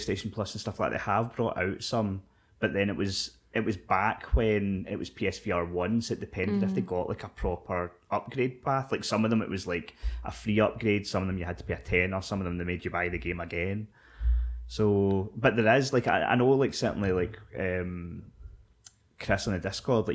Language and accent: English; Scotland, United Kingdom; We're Scottish